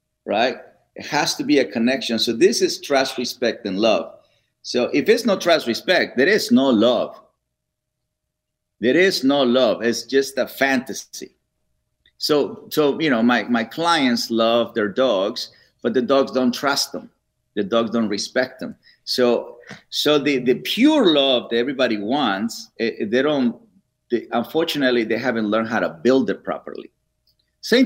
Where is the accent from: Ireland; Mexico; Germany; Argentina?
Mexico; now in Los Angeles, United States; I'm from Mexico